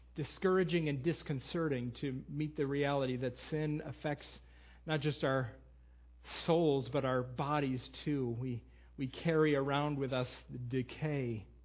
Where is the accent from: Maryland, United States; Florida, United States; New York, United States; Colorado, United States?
New York, United States; Western; also born or lived in Lancaster County, Pennsylvania; now in Millersville, United States; I will be in Western New York in my hometown with my sisters